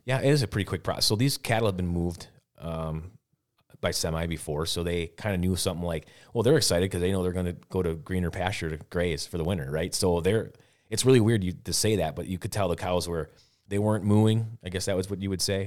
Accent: Wisconsin, United States; here I am from Wisconsin

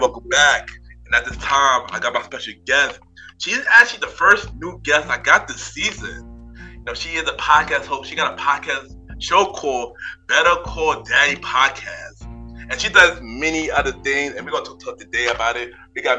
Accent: New York, United States; me, I'm from New York

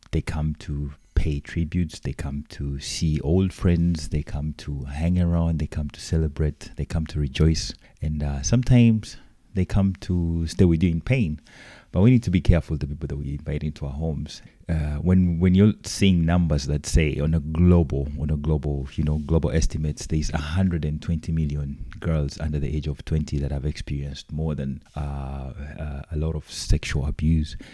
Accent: Uganda; I come from Uganda.

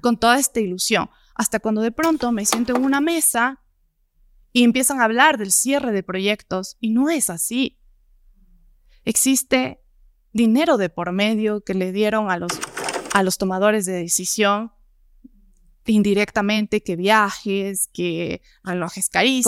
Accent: Gualaquiza, Morona Santiago, Ecuador; now in Quito, Ecuador; Yo vengo de Morona, Santiago, de la Amazonía, de Gualaquiza, de un pueblo chiquitito cerca de Loja

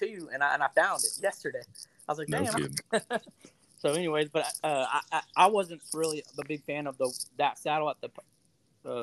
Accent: California, United States; moved away as an adult; now in Louisiana, United States; I was born and raised in California

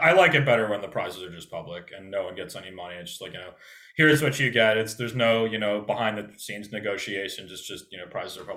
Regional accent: United States; growing up in America

